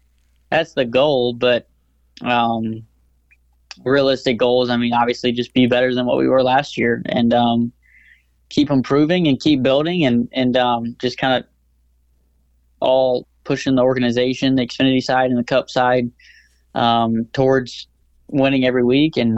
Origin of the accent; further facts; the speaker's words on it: Indiana, United States; growing up in Indiana